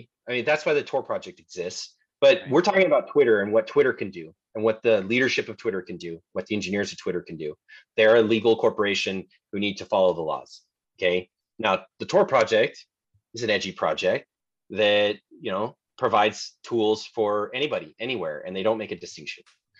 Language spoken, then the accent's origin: English; United States; I'm an American